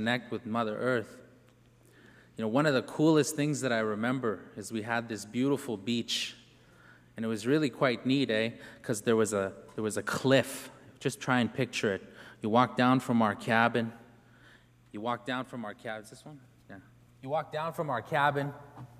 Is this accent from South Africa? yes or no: no; Canada; I come from the Cree Nation of Pugetoagon, which is located at about the 56th parallel on the border of Saskatchewan and Manitoba in Canada on the mouth of the Churchill River